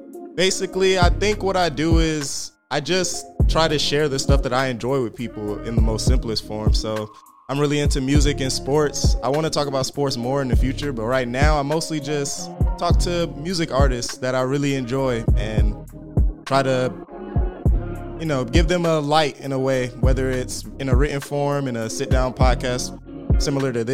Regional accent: Riverdale, Georgia, United States; I'm from Riverdale, Georgia

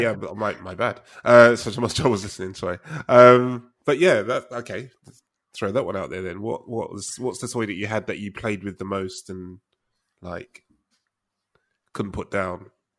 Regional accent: London, United Kingdom; I grew up in Balham, in Tooting Beck, so right next to Balham, and I was literally 2 minutes from the Argos on Balham High Road.

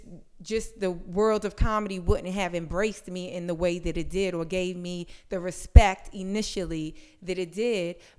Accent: New York, United States; also born or lived in Brooklyn; I grew up in Harlem

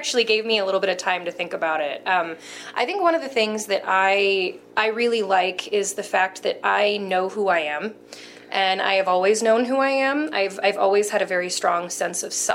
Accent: Denver, Colorado, United States; also born or lived in California; I was born in California, but we moved to Denver when I was like 3 weeks old. So I count myself as a native

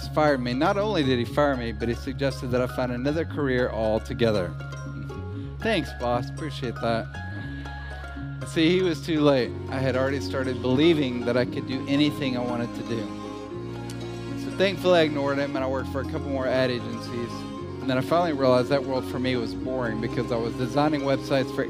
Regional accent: Hendersonville, Tennessee, United States; I'm from Nashville, Tennessee. I grew up in a suburb called Hendersonville.

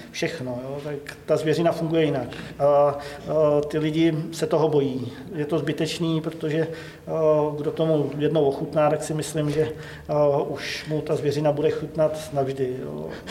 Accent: Ředice, Pardubice Region, Czechia; Pocházím ze Ředic, od Holic tady, což je teda Pardubický kraj

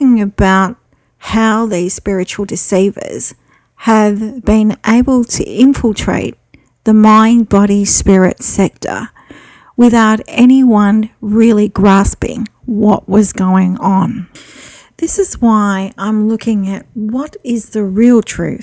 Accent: Australia; I'm an Australian psychic

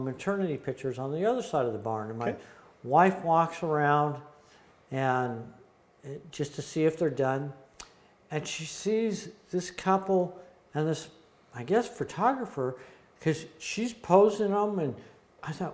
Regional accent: San Fernando Valley, California, United States; also born or lived in Ventura, California / Malibu, California / Van Nuys, California; We moved from Ventura to the San Fernando Valley

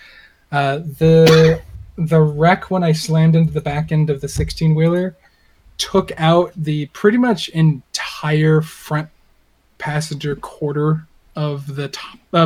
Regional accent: Texas, United States; I grew up in Texas, and yes, before you ask, I did raise farm animals

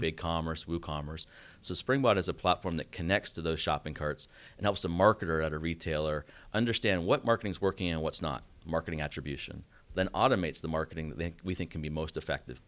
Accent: Canada; moved away as an adult; also born or lived in Boston; now in Atlanta, United States; I grew up in Canada.

